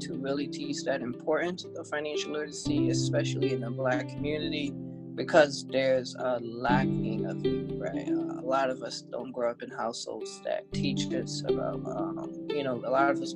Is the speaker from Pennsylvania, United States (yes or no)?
no; New York City, New York, United States; born and raised in Brooklyn, New York